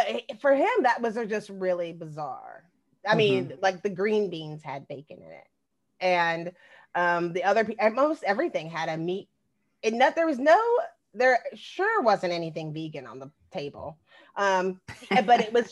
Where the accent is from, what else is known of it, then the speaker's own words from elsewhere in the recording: Texas, United States; moved away; also born or lived in Lake Oswego, Oregon; I'm from Texas.